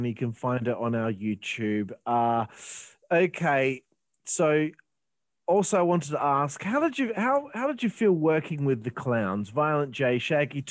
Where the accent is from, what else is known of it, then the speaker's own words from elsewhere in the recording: Australia; I'm from Australia